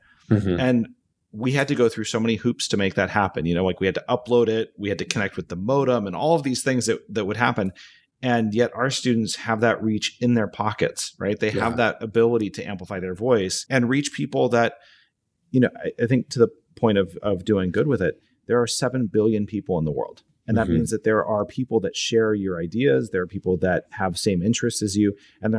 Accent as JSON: {"language": "English", "region": "Alaska", "country": "United States", "tie": "born or raised there", "said": "So there I am growing up in Alaska, way out, you know, way out north."}